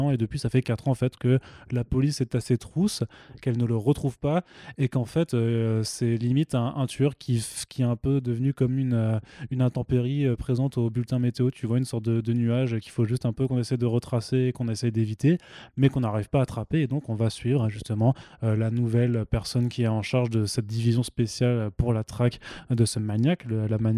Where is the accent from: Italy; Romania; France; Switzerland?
Italy; Non, je t'ai déjà dit, je suis italien, j'ai le droit.